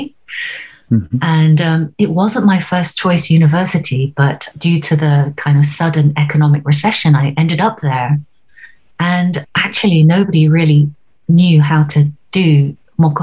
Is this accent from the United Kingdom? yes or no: yes; Oxford, South East England, United Kingdom; I grew up in Oxford